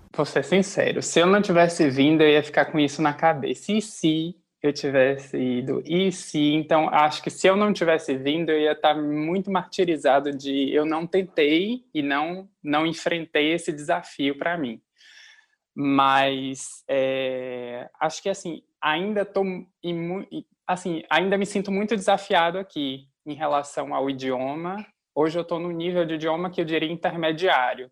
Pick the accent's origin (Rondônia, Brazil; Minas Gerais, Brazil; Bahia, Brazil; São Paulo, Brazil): Bahia, Brazil; Feira de Santana; moved away as an adult; now in Amsterdam, Netherlands; eu sou de Feira de Santana, da Bahia